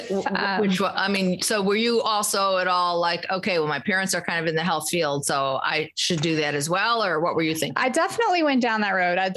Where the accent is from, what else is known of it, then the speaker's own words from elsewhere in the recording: Wyoming, United States; I grew up in Wyoming.